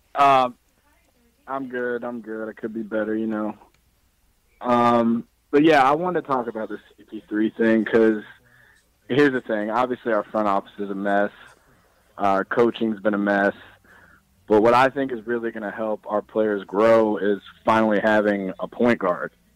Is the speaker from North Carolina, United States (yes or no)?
yes; Raleigh, North Carolina, United States; I'm from Raleigh, North Carolina